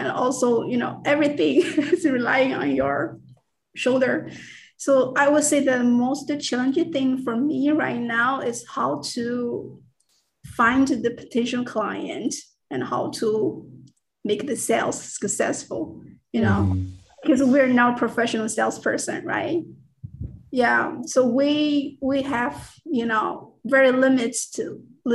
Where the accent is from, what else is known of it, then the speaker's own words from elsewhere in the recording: China; first language Mandarin; English is a second language; moved away as an adult; also born or lived in Florida / Bay Area, California; now in United States; English is not my first language. My first language is, of course, Mandarin